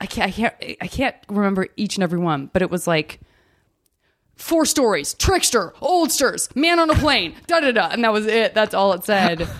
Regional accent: Tucson, Arizona, United States; I'm from Tucson, Arizona.

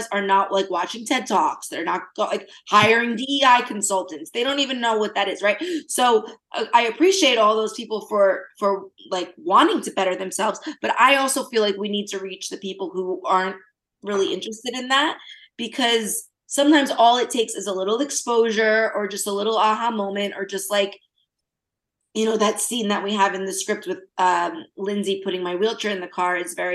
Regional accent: New Jersey, United States; I'm from Jersey

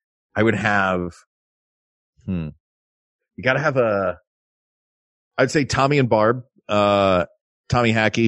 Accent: the South, United States; I'm from the South.

